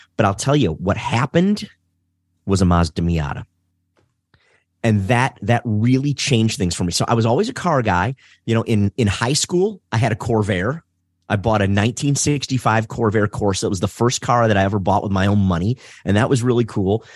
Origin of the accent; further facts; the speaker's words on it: Detroit, Michigan, United States; I'm born and raised in Detroit. Uh, so I'm, uh, I'm a Detroiter.